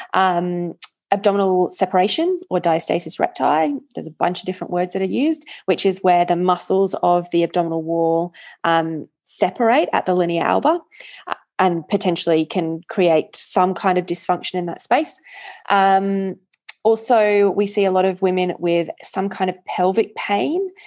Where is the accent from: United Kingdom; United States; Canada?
United Kingdom; England; moved away; I grew up in England